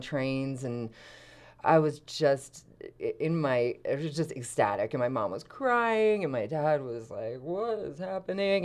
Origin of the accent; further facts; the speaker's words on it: Philadelphia, Pennsylvania, United States; moved away; I'm from suburban Philadelphia